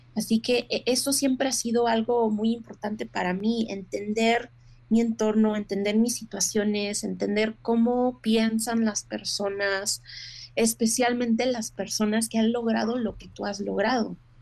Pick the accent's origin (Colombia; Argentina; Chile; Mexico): Mexico; now in United States; como mujer mexicana